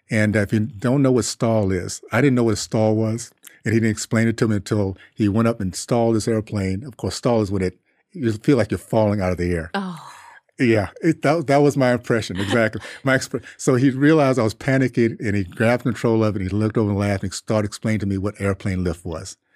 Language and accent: English; Columbus, Ohio, United States; born there; I was born in Columbus because he was getting his PhD at Ohio State.